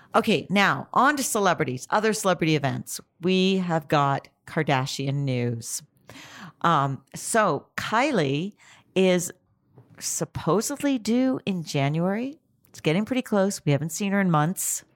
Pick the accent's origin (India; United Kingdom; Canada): Canada; now in United States; I'm Canadian originally